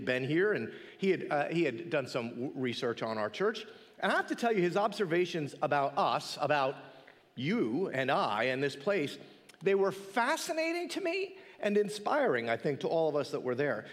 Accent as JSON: {"language": "English", "town": "Mount Olive", "country": "United States", "tie": "born or raised there", "said": "I grew up locally to our church. I grew up in Mount Olive"}